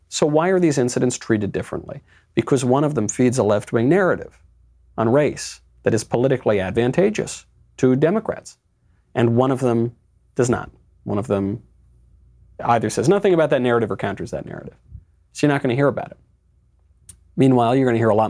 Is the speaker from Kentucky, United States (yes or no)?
no; New York, United States; now in Los Angeles, United States; I'm American, I'm New York original, I live in L.A.